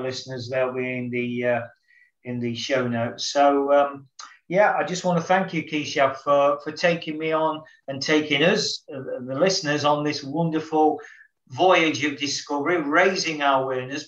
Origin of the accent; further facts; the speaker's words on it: United Kingdom; as a Brit coming over to India